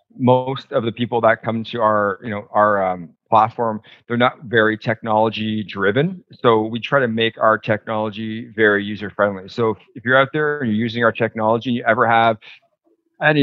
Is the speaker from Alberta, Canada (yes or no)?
no; Toronto, Ontario, Canada; also born or lived in United States; now in British Columbia, Canada; I grew up in Toronto, but I've lived in BC for almost 20 years, going back and forth to the US.